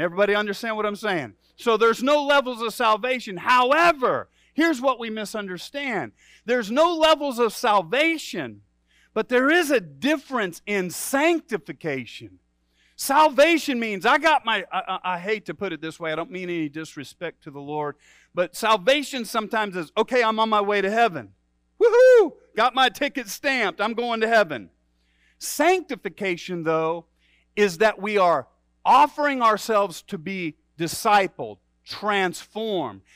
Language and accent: English; Midwest, United States; also born or lived in Michigan; for a Midwesterner